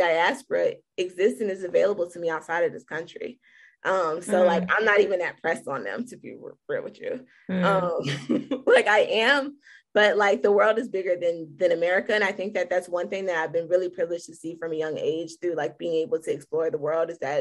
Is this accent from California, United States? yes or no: no; Chicago, Illinois, United States; moved away; I'm from Chicago, from the west side of Chicago.